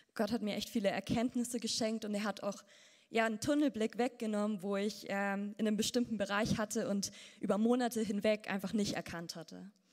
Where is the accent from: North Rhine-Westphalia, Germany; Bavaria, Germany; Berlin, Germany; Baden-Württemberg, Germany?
Bavaria, Germany; Ansbach; aufgewachsen in Ansbach